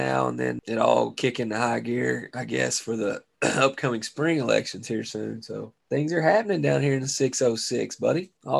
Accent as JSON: {"language": "English", "town": "Chicago", "region": "Illinois", "country": "United States", "said": "Man, you know where I be. I'll be holding it down here in the 606. One of us has got to."}